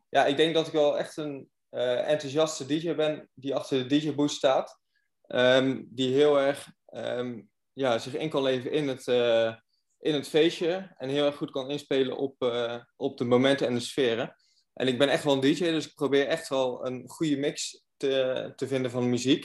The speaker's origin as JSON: {"language": "Dutch", "town": "Goes", "region": "Zeeland", "country": "Netherlands", "said": "Ik kom zelf uit Goes"}